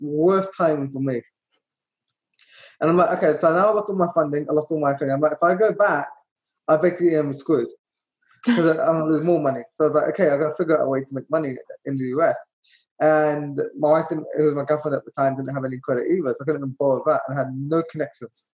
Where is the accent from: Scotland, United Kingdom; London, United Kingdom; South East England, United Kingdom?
London, United Kingdom; moved away as an adult; now in Florida, United States; I was born and raised in London.